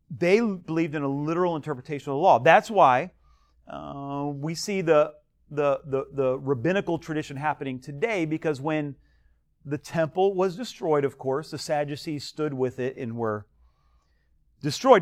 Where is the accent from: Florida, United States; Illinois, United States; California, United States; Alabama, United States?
Florida, United States; Delray Beach; I grew up in, uh, Del Rey